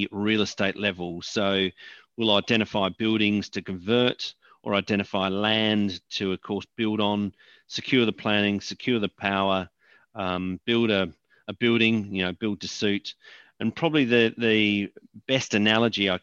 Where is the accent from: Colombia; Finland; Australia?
Australia; moved away; also born or lived in United Kingdom; I'm not from the UK, I'm from Australia